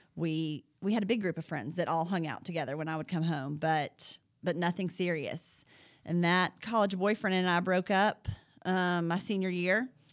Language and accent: English; Huntsville, Alabama, United States; I grew up, uh, in Jones Valley